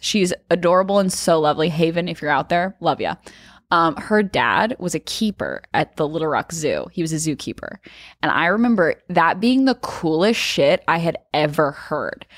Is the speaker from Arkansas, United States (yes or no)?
yes; Arkansas, United States; growing up in Arkansas